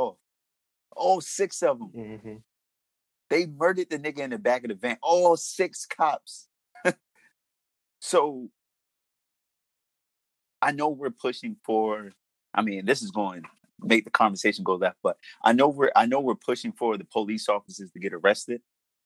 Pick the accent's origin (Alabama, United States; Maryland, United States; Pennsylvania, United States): Maryland, United States; Baltimore; I'm from Baltimore. I grew up in inner city Baltimore